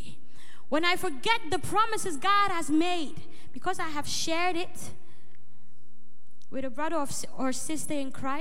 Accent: Ghana; now in Netherlands; where I originally come from, I come from Ghana

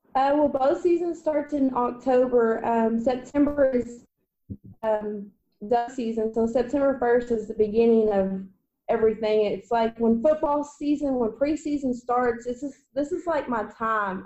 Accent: Waco, Texas, United States; I grew up in Waco, Texas

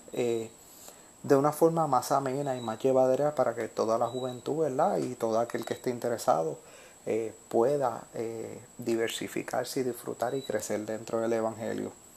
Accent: Puerto Rico; a mí como puertorriqueño

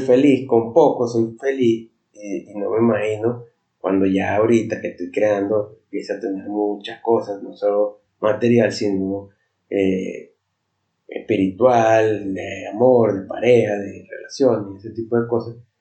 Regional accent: Venezuela; soy de Venezuela

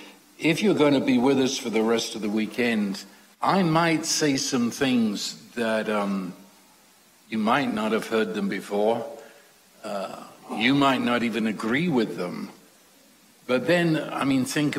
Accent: London, United Kingdom; I was raised in London during World War II.

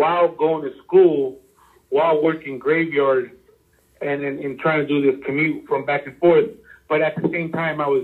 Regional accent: Los Angeles, California, United States; I grew up in LA, Hollywood, like near Hollywood

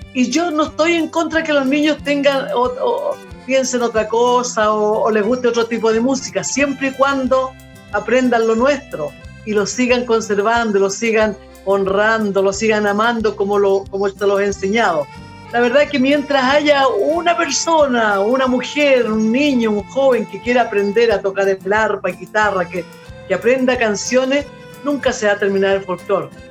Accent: Constitución, Maule, Chile; yo soy de Constitución de la séptima región del Maule, eh, estudiaba en el Colegio Santa Rosa y las monjitas me hacían cantar desde que tenía cinco años yo

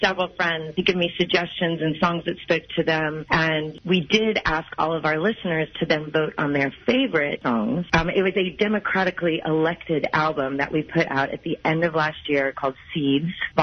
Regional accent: Midwest, United States; now in Los Angeles, United States; I'm from the Midwest.

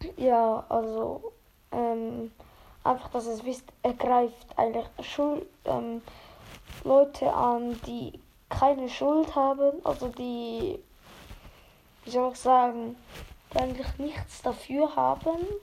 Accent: Switzerland; ich bin ja eigentlich Schweizer

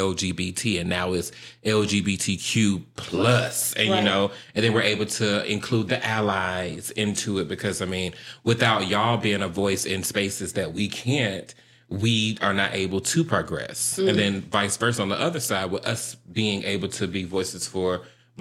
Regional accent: Atlanta, Georgia, United States; moved away as an adult; also born or lived in Decatur, Georgia; now in Dallas, United States; Born and raised in Atlanta, Georgia.

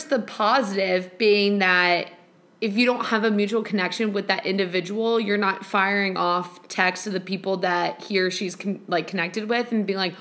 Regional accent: Chicago, Illinois, United States; I'm from Chicago

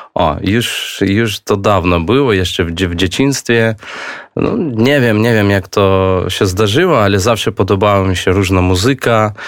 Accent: Belarus; Polish is a second language; moved away as an adult; also born or lived in Minsk, Belarus; now in Warsaw, Poland; jestem z Białorusi, więc będę po polsku rozmawiać tak, jak, jak Białorusin, a nie Polak

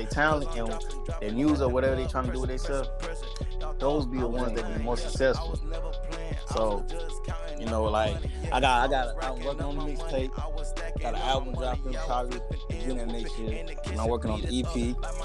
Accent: Florida, United States; I'm from Florida, you feel me? I was basically born down here, you feel me? Been down my whole life

